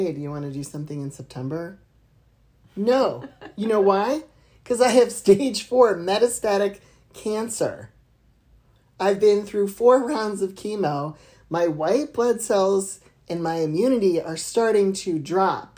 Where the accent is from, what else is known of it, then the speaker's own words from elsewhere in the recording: Akron, Ohio, United States; We're from Akron